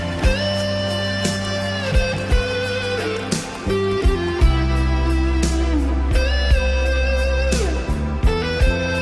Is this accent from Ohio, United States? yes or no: no; White Plains, New York, United States; I grew up in White Plains, which is a suburb of New York City